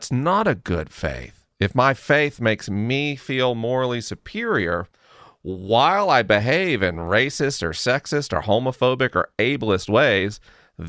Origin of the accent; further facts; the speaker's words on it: Southeast, United States; Jenny and I grew up in the Southeast, in the buckle of the Bible Belt